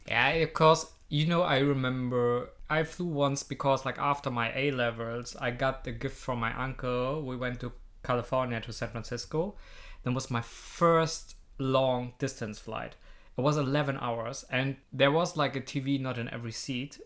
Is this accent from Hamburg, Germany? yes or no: yes; Hamburg, Germany; I was from this district I'm living in, I was from Hamburg